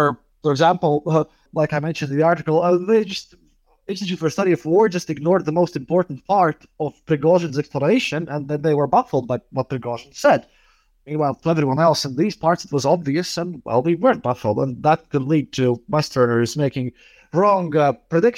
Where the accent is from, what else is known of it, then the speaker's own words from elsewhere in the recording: Riga, Latvia; I'm from Riga, Latvia.